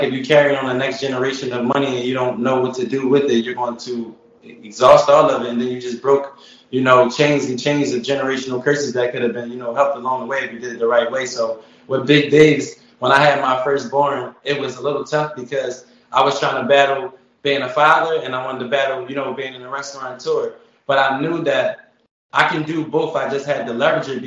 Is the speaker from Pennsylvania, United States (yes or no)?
yes; Philadelphia, Pennsylvania, United States; moved away as an adult; now in Atlanta, United States; I'm from West Philadelphia, born and raised just like Will Smith